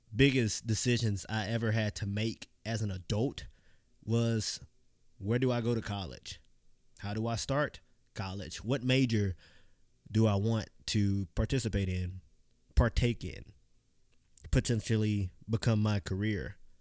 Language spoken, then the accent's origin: English; Clinton, Mississippi, United States; I grew up in Clinton, Mississippi